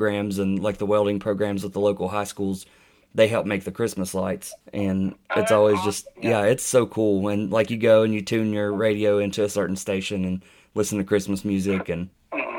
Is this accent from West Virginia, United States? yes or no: yes; Boone County, West Virginia, United States; I'm originally from Boone County